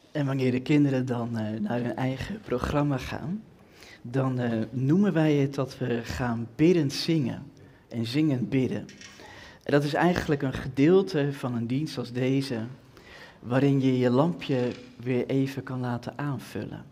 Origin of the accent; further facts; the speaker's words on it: Twente, Overijssel, Netherlands; ik kom uit Twente